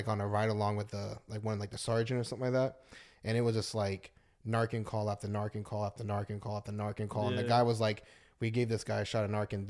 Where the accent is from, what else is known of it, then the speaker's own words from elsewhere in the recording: Colorado, United States; I was born in Colorado.